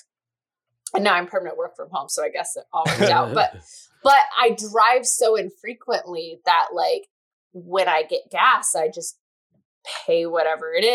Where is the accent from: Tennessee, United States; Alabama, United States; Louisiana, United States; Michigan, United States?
Michigan, United States; now in New Jersey, United States; I'm from Michigan originally